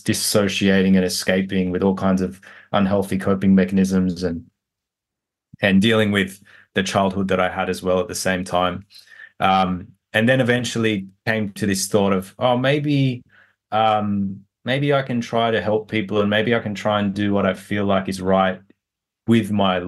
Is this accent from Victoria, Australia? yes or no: no; New South Wales, Australia; I was born in Western Sydney in a very poor area, and we didn't have much growing up. My parents came to Australia from Egypt just before I was born.